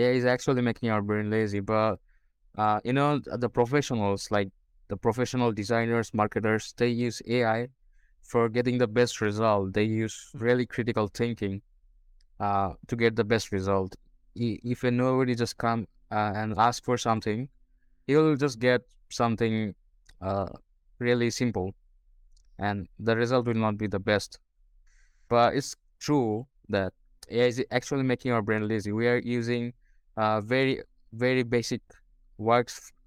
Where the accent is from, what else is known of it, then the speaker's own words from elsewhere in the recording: Bangladesh; English is a second language; I'm from Bangladesh.